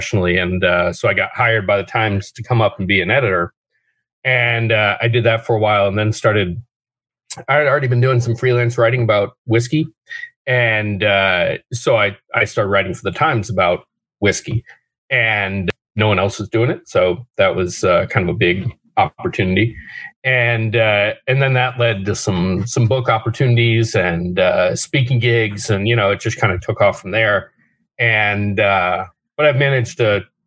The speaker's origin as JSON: {"language": "English", "town": "Nashville", "region": "Tennessee", "country": "United States", "tie": "born or raised there", "also_born_or_lived": "Washington, D.C.", "moved": "yes", "said": "I grew up in Nashville"}